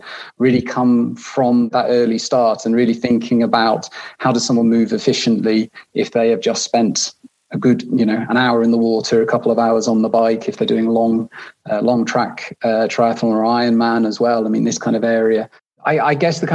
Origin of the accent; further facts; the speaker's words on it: North Wales, United Kingdom; moved away as an adult; now in Switzerland; I was based still in the UK, where I'm from. I grew up in North Wales.